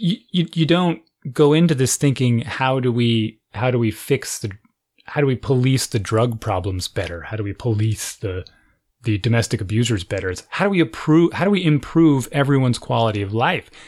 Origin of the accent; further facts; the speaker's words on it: United States; I'm an American